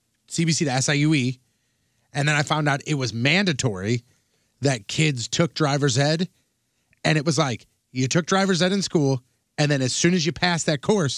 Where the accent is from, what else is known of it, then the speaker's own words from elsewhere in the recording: North County, Missouri, United States; I grew up in North County